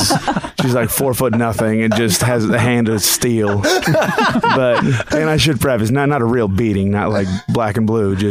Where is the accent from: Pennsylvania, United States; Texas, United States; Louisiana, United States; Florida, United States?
Florida, United States; Miami; moved away; also born or lived in San Francisco; I grew up in Miami